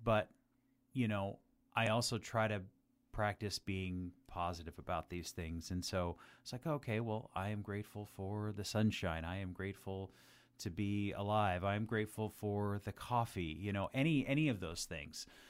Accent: Las Vegas, Nevada, United States; moved away as an adult; also born or lived in Southern California; I grew up in Las Vegas, Nevada.

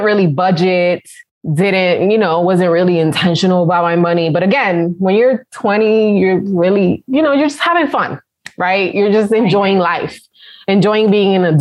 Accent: New York City, New York, United States; moved away; also born or lived in Connecticut; the company gave me a promotion to work in the Manhattan office. Mm-hmm. So that's how I came back to my hometown

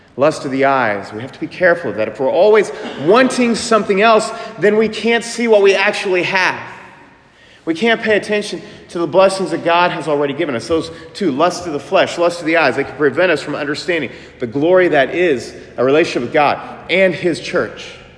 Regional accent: Manhattan, Kansas, United States; I'm from Manhattan, Kansas

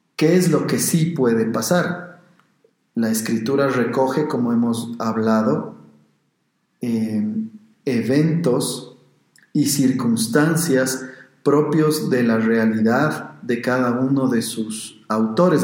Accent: Quito, Pichincha, Ecuador; los que somos de Quito y también aficionados al fútbol

